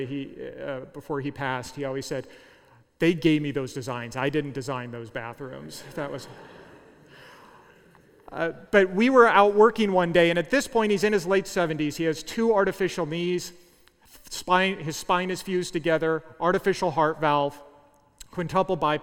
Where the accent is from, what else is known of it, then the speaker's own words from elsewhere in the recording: Southern California, United States; moved away as an adult; also born or lived in Central Kansas; I was from Southern California